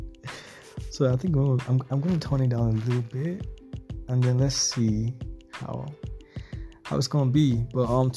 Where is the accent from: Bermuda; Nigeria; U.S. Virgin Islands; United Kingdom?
Nigeria; as a Nigerian